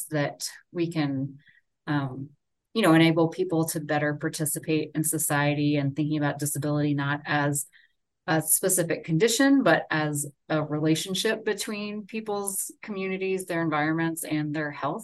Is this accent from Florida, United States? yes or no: yes; Orlando, Florida, United States; moved away as an adult; also born or lived in Gainesville, Florida / Seattle, Washington / North Carolina; now in Salt Lake City, United States; I grew up in Orlando and then went to school in Gainesville